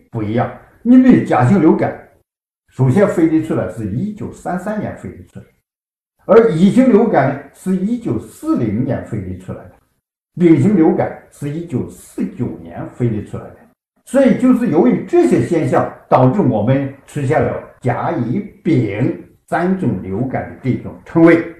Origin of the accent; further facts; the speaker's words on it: China; 体现了我们中国人民